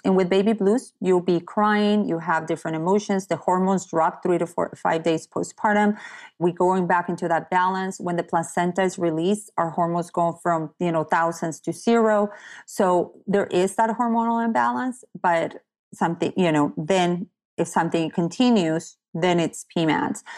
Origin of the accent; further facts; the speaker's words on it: Tecate, Baja California, Mexico; also born or lived in San Diego, California; now in Fallbrook, United States; I'm from Tecate.